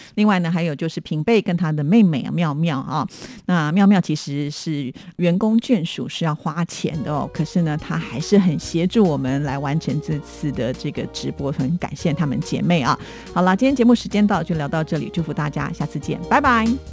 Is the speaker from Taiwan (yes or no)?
yes; Taipei, Taiwan; 我们都是台北人